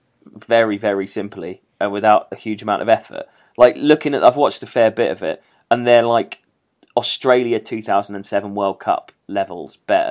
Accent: England, United Kingdom; we English

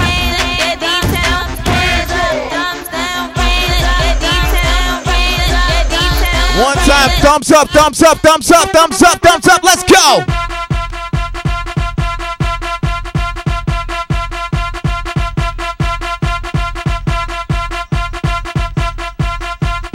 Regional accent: New Jersey, United States; moved away; also born or lived in Baltimore; I'm from Jersey. In Jersey, cats, we used to play joints like this.

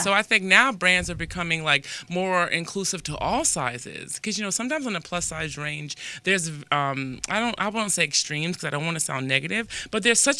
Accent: East Coast, United States; now in Los Angeles, United States; I'm from the East Coast, right?

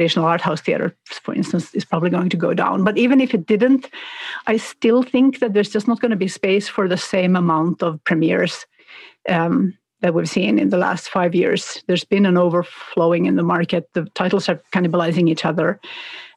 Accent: Finland; now in Sweden; I live in Sweden, I grew up in Finland

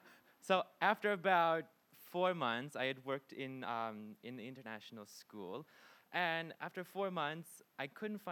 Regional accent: Pittsburgh, Pennsylvania, United States; moved away as an adult; also born or lived in Japan; now in Sweden; I'm from Pittsburgh, Pennsylvania. I had originally lived in Japan before I came to Sweden.

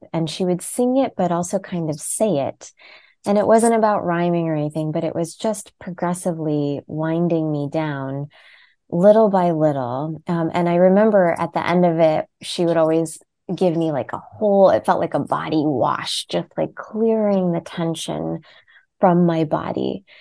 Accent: United States; I was born as an Indian born in America

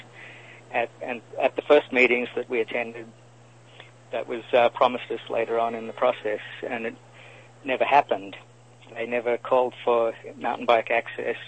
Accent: Australia; now in Los Angeles, United States; From Australia originally.

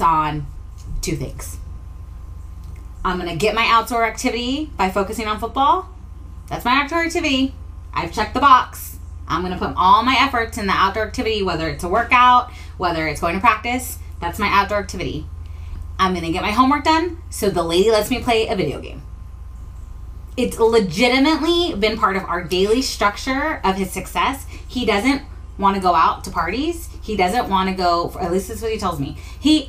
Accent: Texas, United States; moved away; I grew up in Texas

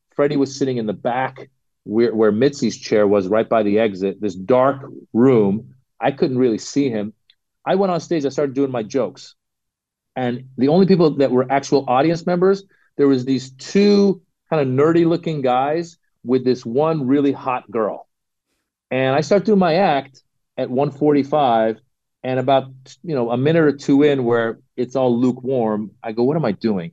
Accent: Northern California, United States; I grew up in Northern California

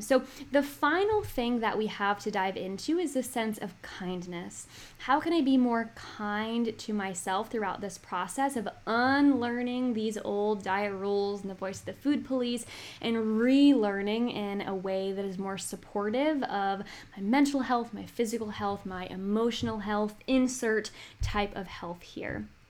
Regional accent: Northern Virginia, United States; I am from Northern Virginia

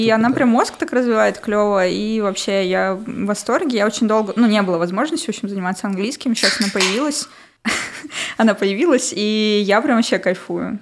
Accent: Nevinnomyssk, Stavropol Krai, Russia; moved away as an adult; now in Moscow, Russia; Город Невиномыск, Ставропольский край.

